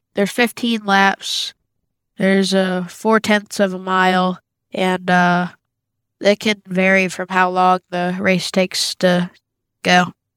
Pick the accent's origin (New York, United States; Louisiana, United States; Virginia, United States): Virginia, United States; Green Bay; I'm from Green Bay, Virginia